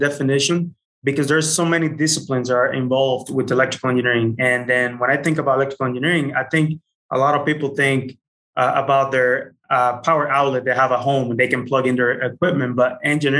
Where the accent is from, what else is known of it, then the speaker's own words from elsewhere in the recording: Dominican Republic; moved away as an adult; also born or lived in Utah; I was born and raised in the Dominican Republic